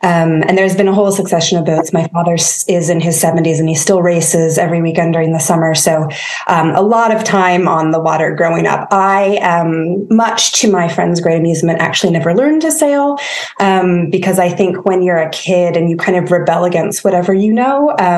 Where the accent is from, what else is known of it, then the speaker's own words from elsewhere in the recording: San Diego, California, United States; I grew up in San Diego, sunny Southern California. It was a pretty idyllic childhood. We were often on the water. My parents are big sailors. So a lot of time sailing, a lot of time. I was an only child